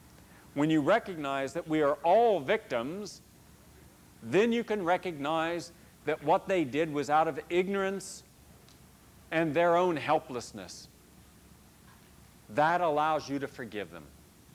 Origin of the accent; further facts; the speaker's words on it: the South, United States; I wondered growing up in the South why so many educated people were still racist.